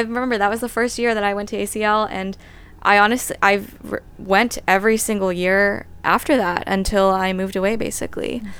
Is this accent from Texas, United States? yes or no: yes; Austin, Texas, United States; moved away as an adult; Austin is home. I mean, I was born and raised there, grew up there